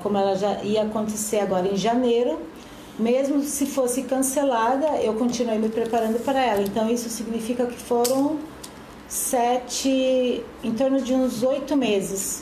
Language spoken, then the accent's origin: Portuguese; Cascavel, Paraná, Brazil; also born or lived in Blumenau; now in Gaspar, Brazil; Eu sou natural de Cascavel do Paraná, mas moro em Gaspar já há 10 anos.